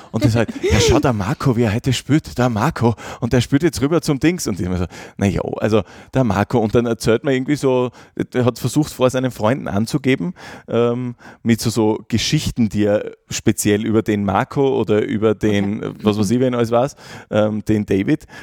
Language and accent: German; Gratwein-Straßengel, Styria, Austria; also born or lived in Graz; ich bin dann wieder rausgezogen in, in meinen Heimatort im Norden von Graz, nach Gradweinstraß-Engel